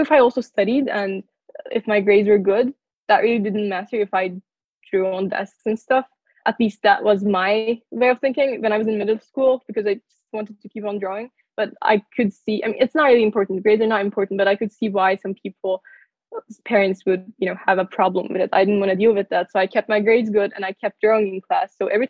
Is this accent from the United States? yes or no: yes; United States; born there; So I was born in the United States. So I had a citizenship and like I always wanted to study here.